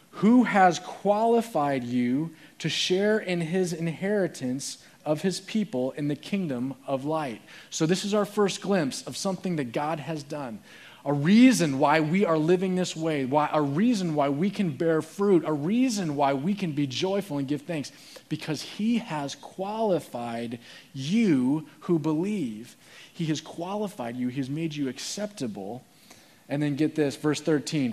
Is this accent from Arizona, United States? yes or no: yes; Phoenix, Arizona, United States; I was born in Phoenix, and my parents were grew up there.